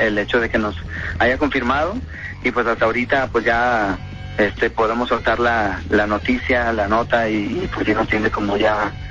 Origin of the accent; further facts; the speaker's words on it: Guadalajara, Jalisco, Mexico; Que somos siempre unos tapatíos.